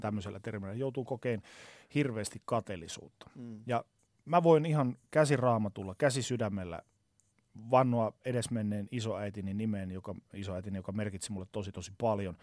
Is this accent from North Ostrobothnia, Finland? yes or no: yes; Oulu, North Ostrobothnia, Finland; moved away; Mä oon siis Oulusta alun perin kotoisin